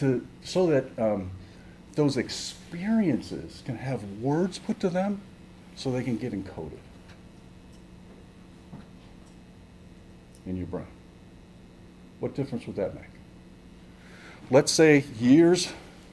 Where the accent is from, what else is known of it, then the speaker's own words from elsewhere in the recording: Massachusetts, United States; moved away; I grew up in Massachusetts